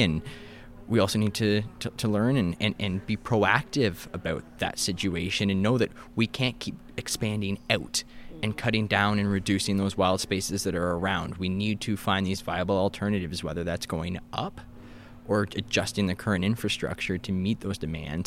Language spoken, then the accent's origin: English; Kingston, Ontario, Canada; moved away as an adult; also born or lived in Gananoque / Ottawa; now in Thunder Bay, Canada; I grew up in the Kingston area.